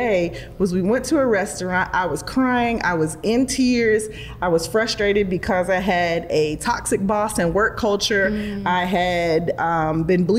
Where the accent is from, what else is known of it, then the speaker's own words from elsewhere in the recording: Charlotte, North Carolina, United States; also born or lived in Durham, North Carolina; I was raised in Charlotte. I was born actually in Durham